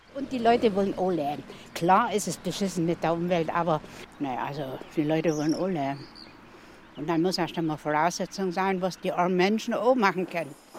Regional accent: Hamburg, Germany; moved away as an adult; also born or lived in Szczecin, Poland; now in Staffelde, Germany; Ich bin ja in Stettin geboren, dann nach Hamburg ausgewandert mit meinen Eltern, so die ganz typische polnische Auswandererfamilie äh, mit deutschen Wurzeln. Dann bin ich nach meinem Schulabschluss nach Stettin gezogen, alleine

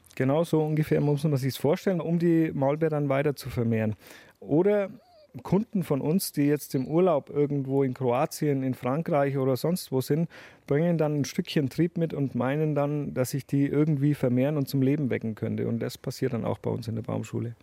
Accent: Dettenheim, Bavaria, Germany; Wir wohnen in einem kleinen Dorf, was zwischen zwei Städten liegt.

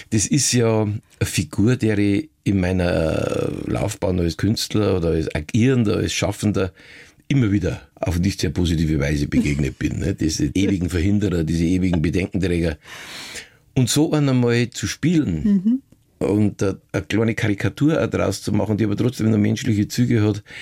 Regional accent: Passau, Bavaria, Germany; ich bin Kabarettist, Schauspieler und Niederbayer. Schon mit meinem ersten Programm habe ich meine Heimatstadt Passau in größte Aufregung versetzt.

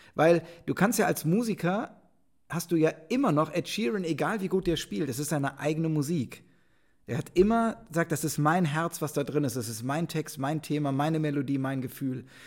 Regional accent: Rhineland, Germany; ich bin Rheinländer

